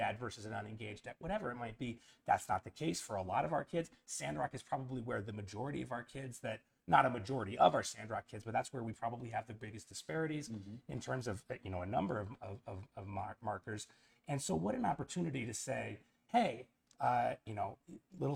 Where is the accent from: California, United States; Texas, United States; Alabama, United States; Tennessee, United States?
California, United States; Northern; now in Craig, United States; I grew up in Northern California